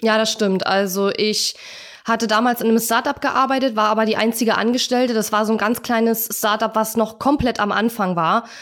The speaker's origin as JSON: {"language": "German", "country": "Germany", "said": "als Deutscher"}